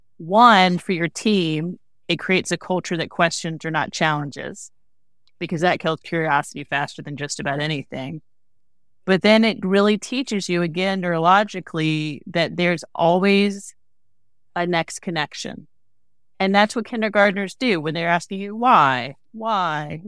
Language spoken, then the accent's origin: English; the South, United States; I'm from the South, right?